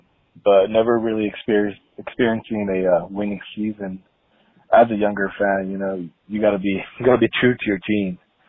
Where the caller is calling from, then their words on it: El Paso, Texas, United States; I'm calling here from El Paso, Texas, the 915.